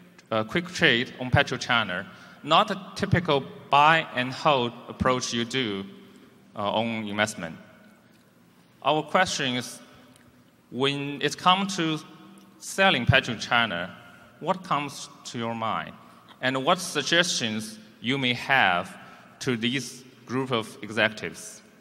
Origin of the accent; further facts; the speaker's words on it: Wuxi, Jiangsu, China; I'm coming from Wuxi, China.